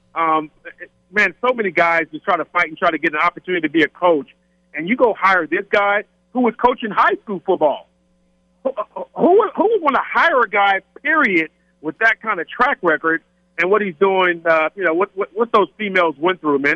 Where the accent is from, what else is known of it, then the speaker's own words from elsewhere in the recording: California, United States; being in San Diego, growing up in California